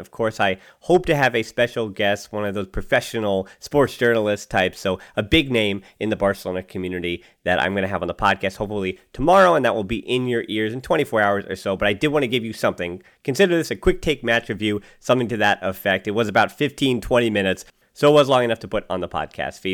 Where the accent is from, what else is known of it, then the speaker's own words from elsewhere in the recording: United States; as an American